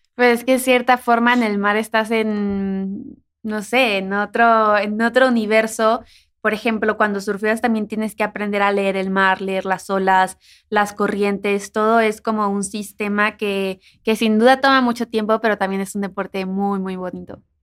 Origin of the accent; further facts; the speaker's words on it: Mexico; de donde yo soy, cuando llueve, se abre una boca del río